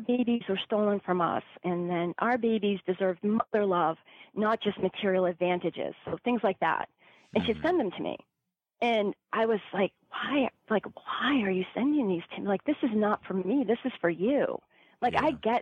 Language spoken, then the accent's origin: English; Massachusetts, United States; growing up in Massachusetts